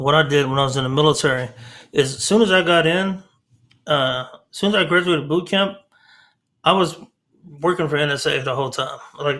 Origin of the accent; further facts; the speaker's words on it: Texas, United States; being a Texan, I'm a typical Texan that thinks Texas is better than everything else. And so some people say they got to Texas as fast as they could. Well, I got back to Texas as fast as I could. So, I love the state.